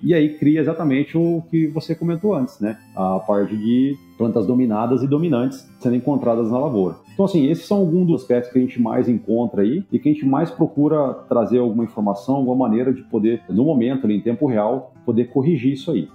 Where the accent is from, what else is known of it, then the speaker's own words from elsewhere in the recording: Primavera do Leste, Mato Grosso, Brazil; also born or lived in Santo Ângelo, Rio Grande do Sul, Brazil; Sou nascido em Santo Ângelo, mas muito cedo já, com 3, 4 anos de idade, minha família veio para o Mato Grosso